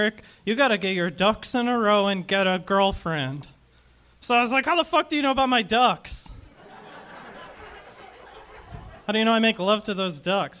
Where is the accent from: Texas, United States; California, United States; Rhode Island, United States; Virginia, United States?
Rhode Island, United States; Providence; moved away as an adult; now in Los Angeles, United States; Rhode Island